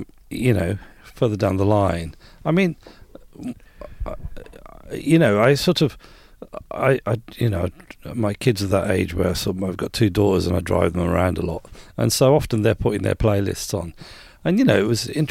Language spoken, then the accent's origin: English; Birmingham, West Midlands, United Kingdom; I grew up in Birmingham in just a fairly sort of nondescript suburb.